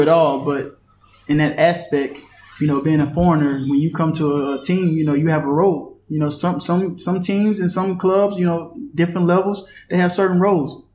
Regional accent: Washington, North Carolina, United States; moved away as an adult; also born or lived in Beaufort County, North Carolina / Pinetown, North Carolina; I'm from Beaufort County, but I was born in Washington, North Carolina.

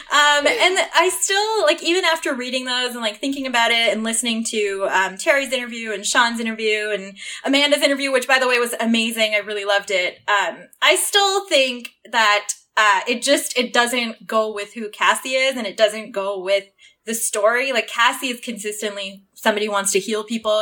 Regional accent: Toronto, Ontario, Canada; moved away; I grew up in Toronto

